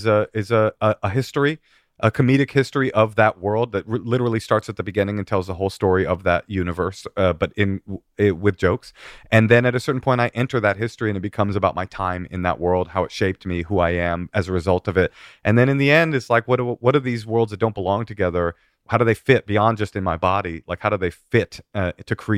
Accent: San Francisco, California, United States; my hometown paper, the San Francisco Chronicle

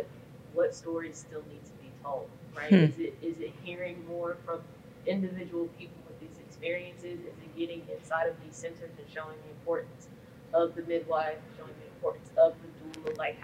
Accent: Chicago, Illinois, United States; I'm from Chicago, right?

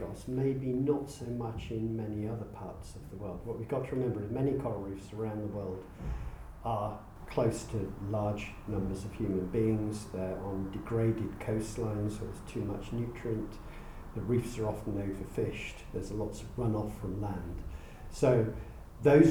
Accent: Wales, United Kingdom; I come from Wales

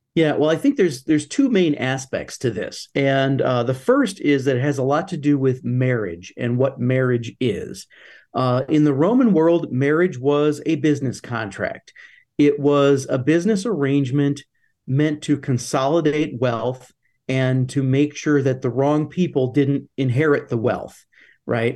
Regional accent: United States

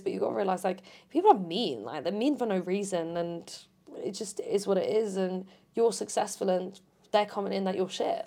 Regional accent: Portsmouth, South East England, United Kingdom; moved away as an adult; now in Essex, United Kingdom; I moved to Essex and I'm from Portsmouth, so that's two hours, you know, minimum away from home

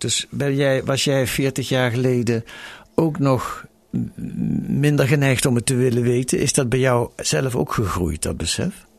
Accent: Netherlands; wij zijn Nederlanders en hele gewone mensen

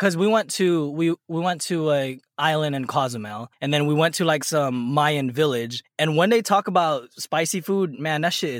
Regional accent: National City, California, United States; moved away as an adult; also born or lived in Philippines; now in Dallas, United States; Like I said, born and raised in San Diego. Oh, I wasn't born in San Diego. I was born in the Philippines, raised in San Diego, California, more specifically Nasty City. I left there about 2013, joined the Air Force.

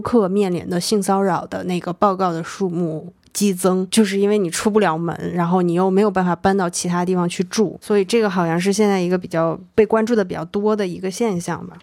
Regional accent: Northeast China, China; moved away; 老家，比如东北那种熟人社会里面

